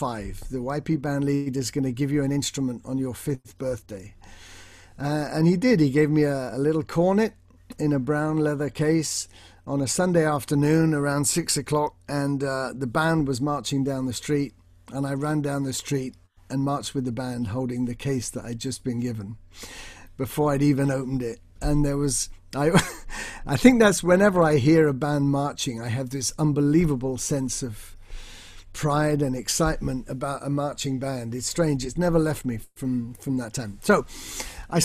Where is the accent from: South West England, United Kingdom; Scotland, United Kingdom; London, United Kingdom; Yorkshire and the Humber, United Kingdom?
South West England, United Kingdom; Bournemouth; I grew up in Bournemouth